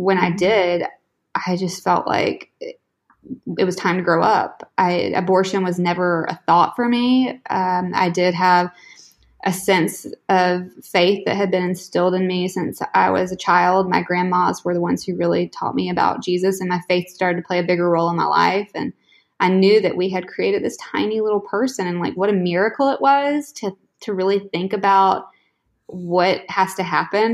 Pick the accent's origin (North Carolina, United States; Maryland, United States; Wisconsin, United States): North Carolina, United States; I was going to move back to North Carolina, basically with my tail between my legs, traveling back to my hometown